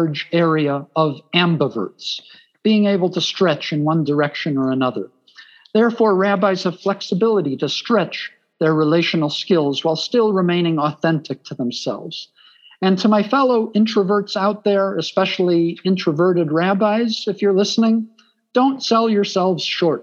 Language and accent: English; Chicago, Illinois, United States; accent: Chicago; I'm from Chicago, so I can say it in an authentic Chicago accent